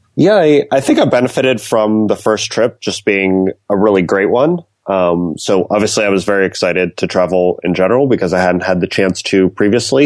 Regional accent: north of Pittsburgh, Pennsylvania, United States; moved away as an adult; also born or lived in East Coast; now in San Francisco, United States; Originally from a little bit north of Pittsburgh

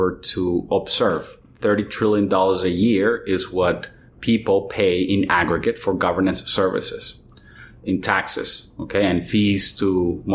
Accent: Venezuela; I was born in Venezuela

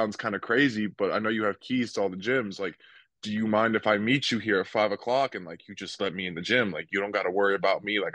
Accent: New Jersey, United States; moved away; also born or lived in Fort Myers, Florida; I grew up in New Jersey

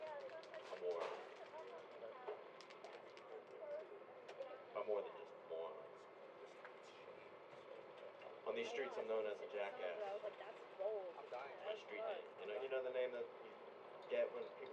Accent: Baltimore, Maryland, United States; from Baltimore

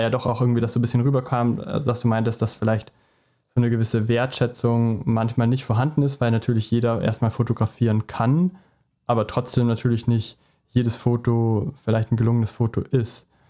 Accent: Traunstein, Bavaria, Germany; ich komme nämlich auch aus Traunstein

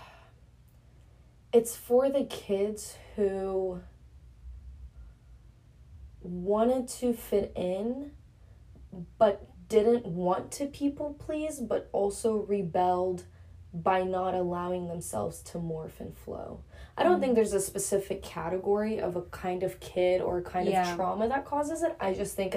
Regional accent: United States; I'm not even an immigrant. I was born in America

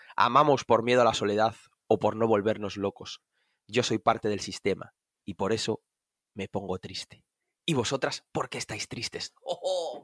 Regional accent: Vigo, Galicia, Spain; now in Cuntis, Spain; yo soy de Vigo, eh, born in Vigo, pero criado. Bueno, criado en Vigo también, pero ahora vivo en Cuntis

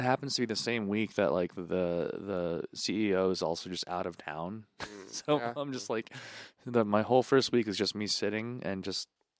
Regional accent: United States; I'm from America

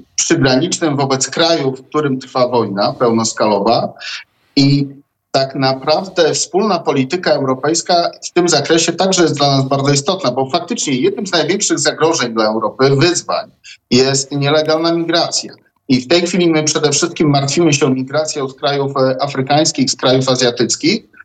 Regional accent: Zamość, Lublin Voivodeship, Poland; Ja pochodzę z Zamościa konkretnie

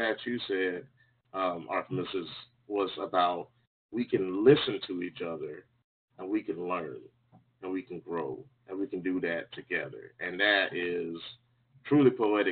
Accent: Jacksonville, Florida, United States; also born or lived in Ohio / North Carolina; I grew up in Jacksonville, Florida, where I live currently

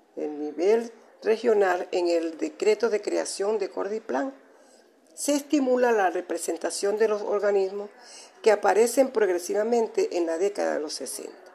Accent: Venezuela; nuestro país como venezolano

